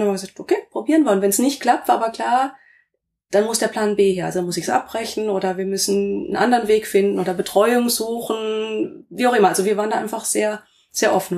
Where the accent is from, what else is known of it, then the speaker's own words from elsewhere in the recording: Rastatt, Baden-Württemberg, Germany; moved away as an adult; also born or lived in Karlsruhe / Essen / Saarbrücken / Kaiserslautern; now in Limburgerhof, Germany; Ich bin in Karlsruhe geboren, bin in Rastatt aufgewachsen